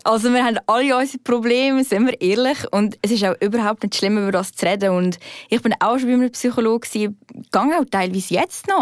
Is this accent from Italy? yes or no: no; Aargau, Switzerland; moved away as an adult; also born or lived in Zurich; ich bin ja vom Aargau gekommen.